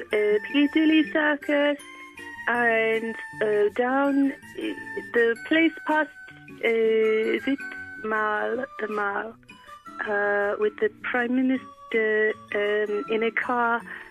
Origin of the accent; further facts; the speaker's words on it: Monaco; I'm from Monaco, I'm Monarchies.